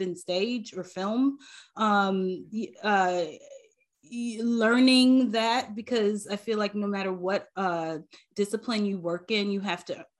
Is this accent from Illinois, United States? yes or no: yes; Chicago, Illinois, United States; moved away; growing up in Chicago, you know, like, I didn't grow up in the suburbs. I grew up in the city.